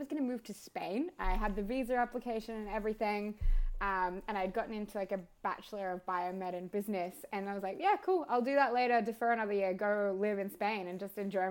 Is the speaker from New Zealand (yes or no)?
no; Victoria, Australia; moved away as an adult; also born or lived in Sydney; I moved interstate, so I grew up in Victoria and then went to Sydney for med school.